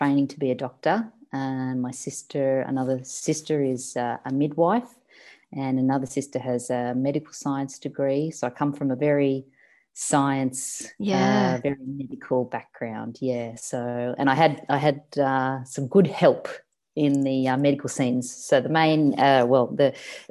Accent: Sydney, New South Wales, Australia; moved away as an adult; now in Melbourne, Australia; I grew up in Sydney in the suburb of Cronulla, and I moved to Melbourne about 5 years ago

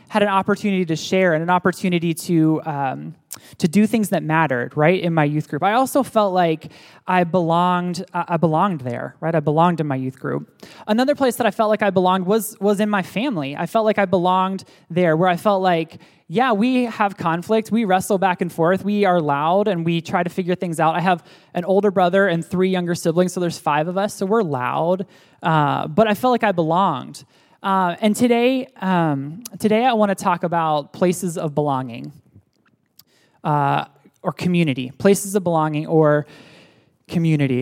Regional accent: State College, Pennsylvania, United States; moved away; also born or lived in Pittsburgh, Pennsylvania; I was born in Pittsburgh, Pennsylvania, and then my family moved to State College, Pennsylvania

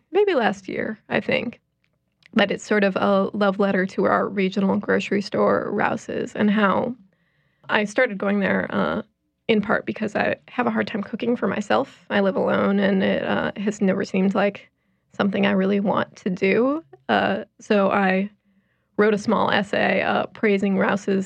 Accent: Chicago, Illinois, United States; moved away; I am originally from Chicago

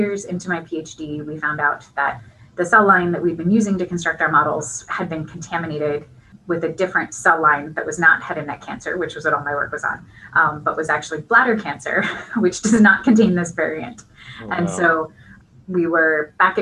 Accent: Washington, United States; moved away as an adult; now in Pittsburgh, United States; we moved to the West Coast to Washington State, where I grew up and spent most of my time

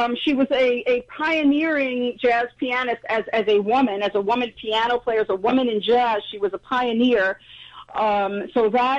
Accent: New York, United States; I grew up in New York.

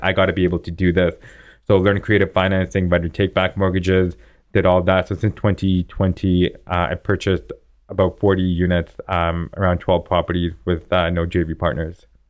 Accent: Vaughan, Ontario, Canada; now in Toronto, Canada; I grew up in Vaughan

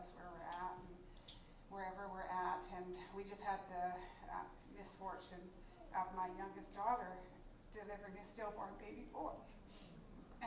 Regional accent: Fruitvale, British Columbia, Canada; we're from Fruitvale and Montrose area

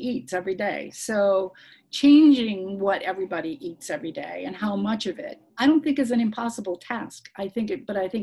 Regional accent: United States; as an American

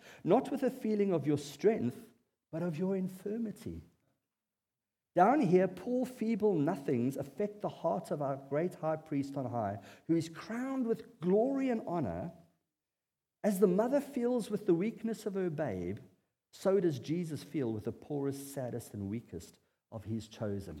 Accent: South Africa; as a South African bloke

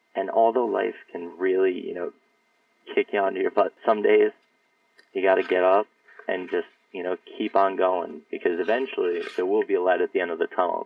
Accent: Yorktown, New York, United States; I grew up in Yorktown, northern Westchester.

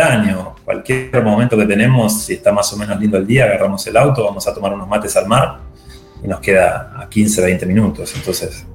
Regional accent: Viedma, Río Negro, Argentina; also born or lived in Buenos Aires; Estoy en Viedma, eh, soy nacido aquí, viví casi toda mi vida acá excepto cuando me fui a estudiar a Buenos Aires

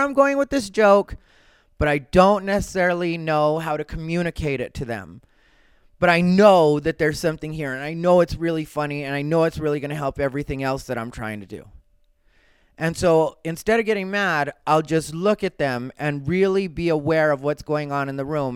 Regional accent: Arizona, United States; Growing up in Arizona, that's what happens. I grew up right next to a Pima reservation, Sacaton.

